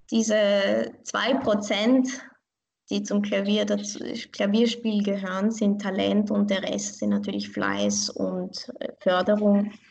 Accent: Vienna, Austria; ich fühle mich wirklich als Wienerin. Ich bin hier geboren und aufgewachsen. Meine Beziehung zu Iran, meine, meine Wurzeln, das ist für mich wie eine Bereicherung in meinem Leben.

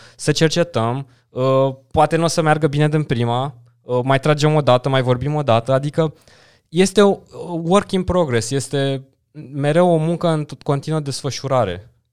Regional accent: Dâmbovița County, Romania; m-am dus în județul de unde sunt eu, în Dâmbovița

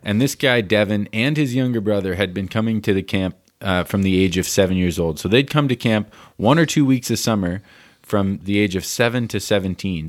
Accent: United States; as an American

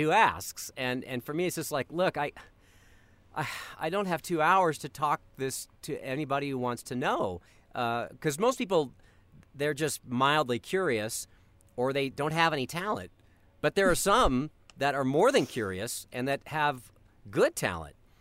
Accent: Colorado, United States; I grew up in Colorado

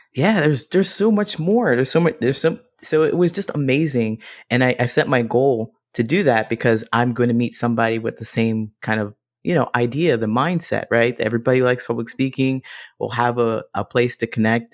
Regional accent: Ohio, United States; also born or lived in Modesto, California; now in Chicago, United States; I grew up in Ohio

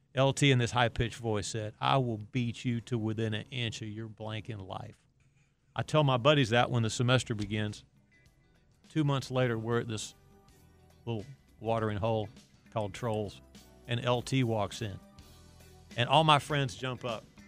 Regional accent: Chapel Hill, North Carolina, United States; my hometown of Chapel Hill

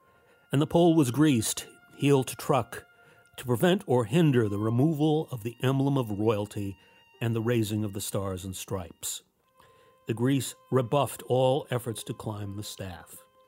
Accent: Latham, New York, United States; As a boy, I noticed a monument near my family's home in Latham, New York.

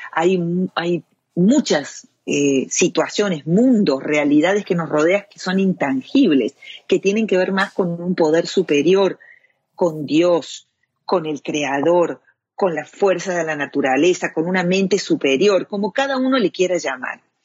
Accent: Córdoba, Argentina; moved away as an adult; also born or lived in Europe; now in United States; soy cordobesa de nacimiento, argentina

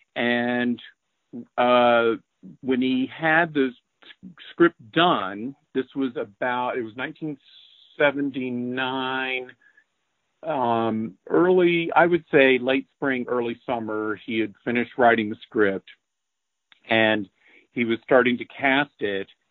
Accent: Asheville, North Carolina, United States; also born or lived in Columbia, South Carolina; I grew up in the Carolinas, actually Asheville, North Carolina

